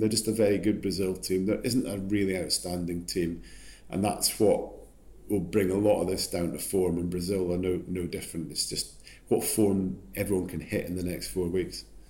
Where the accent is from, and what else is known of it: Scotland, United Kingdom